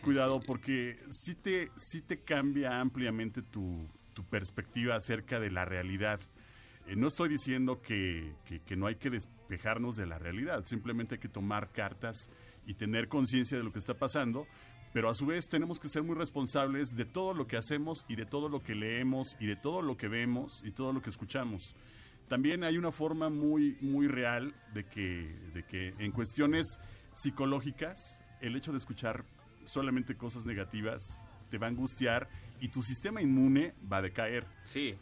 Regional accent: Mexico; somos los mexicanos

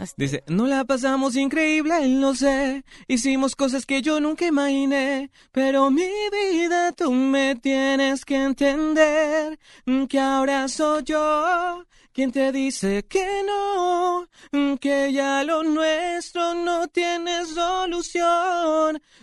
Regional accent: Mexico City, Mexico; moved away as an adult; now in Puebla, Mexico; Yo nací en Ciudad de México, pero ahorita será que ya tengo unos tres años viviendo en Puebla, tres, cuatro años más o menos

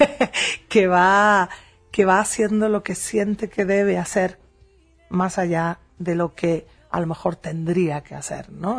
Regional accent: Spain; en la ciudad de Madrid, en España, en, mi tierra

